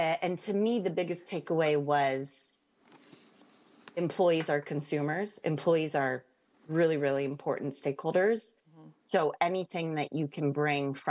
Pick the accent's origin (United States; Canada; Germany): Canada; moved away as an adult; now in London, United Kingdom; clearly I'm Canadian. Not American.